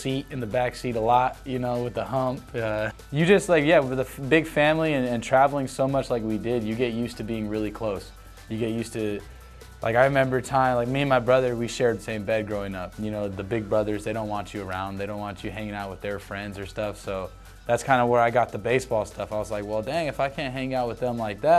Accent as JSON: {"language": "English", "town": "Tucson", "region": "Arizona", "country": "United States", "tie": "born or raised there", "also_born_or_lived": "Los Angeles", "said": "I grew up in Tucson"}